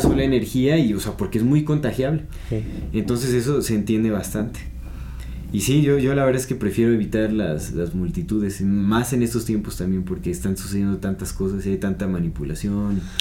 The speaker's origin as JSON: {"language": "Spanish", "country": "Mexico", "said": "nosotros hasta como mexicanos"}